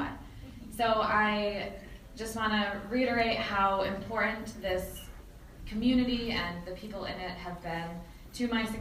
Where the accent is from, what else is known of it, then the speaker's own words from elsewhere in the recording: Herkimer County area, New York, United States; she's from my hometown